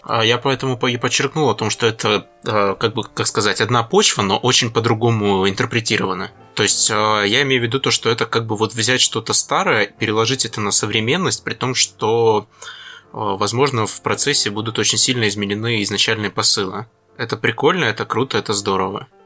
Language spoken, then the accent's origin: Russian; Krasnodar Krai, Russia; moved away; я сам с Кубани. Я туда катаюсь довольно часто